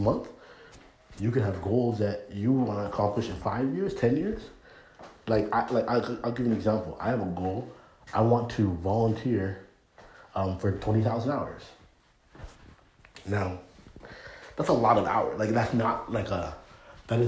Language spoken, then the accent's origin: English; Canada; moved away as an adult; now in United States; being born and raised in Canada